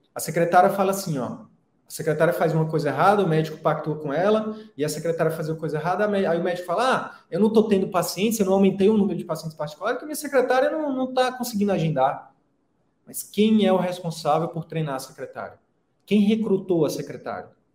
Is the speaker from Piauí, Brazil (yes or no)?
yes; Picos, Piauí, Brazil; moved away as an adult; also born or lived in Teresina; eu escolhi sair da minha cidade natal, né, que é Picos, lá no interior do Piauí, e ir para Teresina